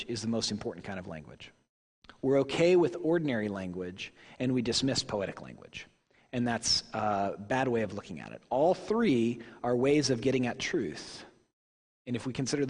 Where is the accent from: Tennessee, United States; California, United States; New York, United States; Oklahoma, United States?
Oklahoma, United States; Tulsa; born or raised there; moved away